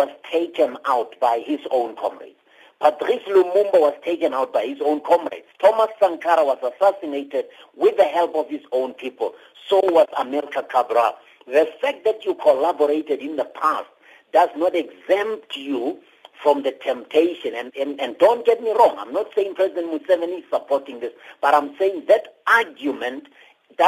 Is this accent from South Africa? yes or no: yes; South Africa; I'm a South African